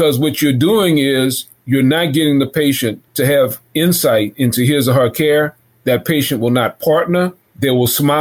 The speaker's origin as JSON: {"language": "English", "town": "New Orleans", "region": "Louisiana", "country": "United States", "tie": "born or raised there", "said": "I was raised in the Lower Ninth Ward"}